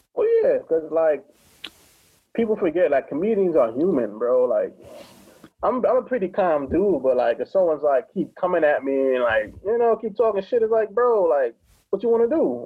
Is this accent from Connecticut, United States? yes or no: yes; Hartford, Connecticut, United States; I'm from Hartford